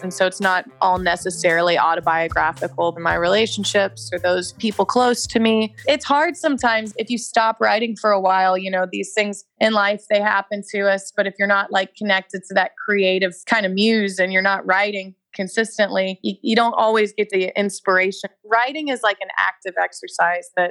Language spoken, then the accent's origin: English; Kansas City, United States; I grew up in Kansas City